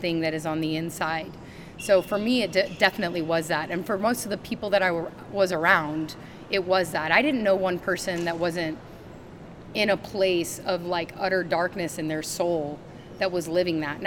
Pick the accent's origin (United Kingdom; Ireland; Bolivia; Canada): Bolivia; also born or lived in Denver, Colorado, United States; Well, I was born in Denver, Colorado, but I grew up in a country called Bolivia.